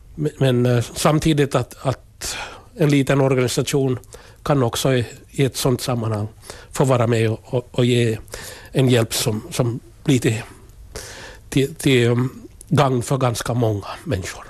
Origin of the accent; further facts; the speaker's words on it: Kokkola, Central Ostrobothnia, Finland; Jag är född i, född i Karleby, alltså gamla landskommunen. Mm. Och jag är en jordbrukarfamilj med, med föräldrar och tre bröder